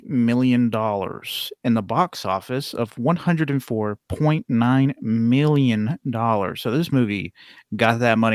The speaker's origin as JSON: {"language": "English", "country": "United States", "said": "I'm an American white man."}